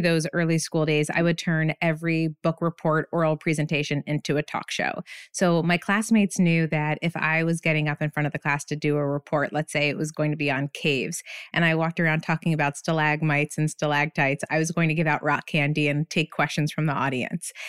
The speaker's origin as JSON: {"language": "English", "town": "Bethlehem", "region": "Pennsylvania", "country": "United States", "tie": "born or raised there", "also_born_or_lived": "Burlington, Vermont", "moved": "as an adult", "said": "I ended up getting my first job in my hometown. I'm from Bethlehem, Pennsylvania"}